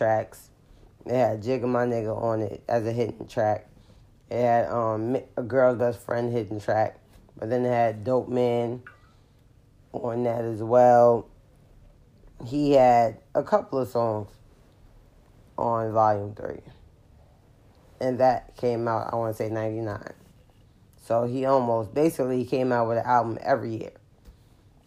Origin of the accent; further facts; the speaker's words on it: New York City, New York, United States; I'm a New Yorker